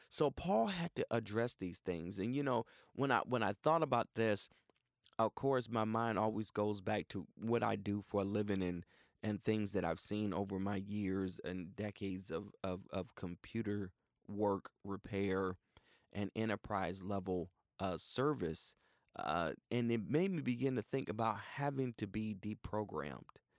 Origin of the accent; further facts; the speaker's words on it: Cleveland, Ohio, United States; also born or lived in Tulsa, Oklahoma; now in Houston, United States; I grew up with in Cleveland, Ohio